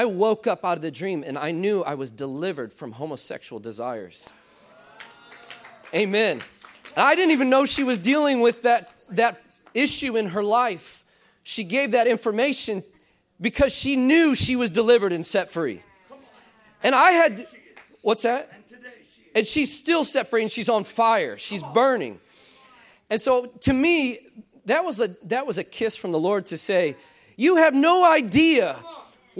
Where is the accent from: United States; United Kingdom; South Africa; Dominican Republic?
United States; central Illinois; I'm from Illinois. I'm from central Illinois.